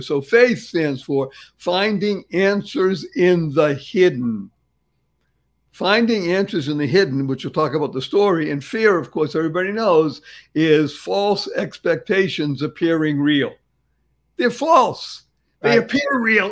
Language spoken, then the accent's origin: English; Boston, Massachusetts, United States; I grew up in Boston